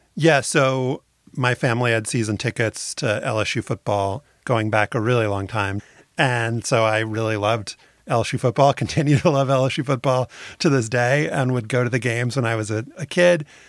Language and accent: English; New Orleans, Louisiana, United States; I had a great community in my hometown of New Orleans